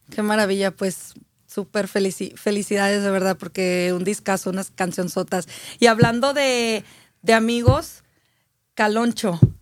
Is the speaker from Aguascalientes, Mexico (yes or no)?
yes; Aguascalientes, Mexico; yo soy de Aguascalientes